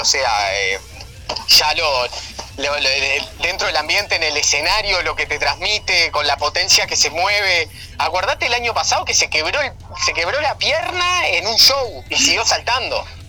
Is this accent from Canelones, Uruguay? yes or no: yes; Ciudad de la Costa, Canelones, Uruguay; soy un gurí que se crió y nació en Ciudad de la Costa